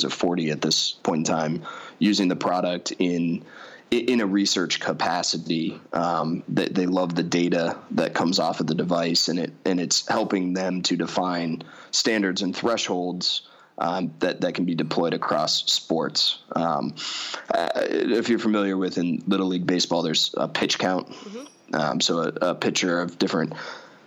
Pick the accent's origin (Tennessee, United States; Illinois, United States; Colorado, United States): Colorado, United States; I grew up out in Colorado